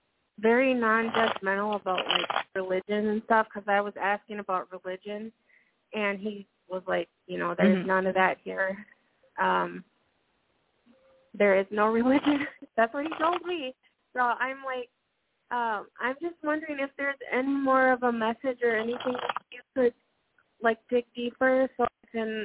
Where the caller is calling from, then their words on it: Minnesota, United States; I'm calling from Minnesota.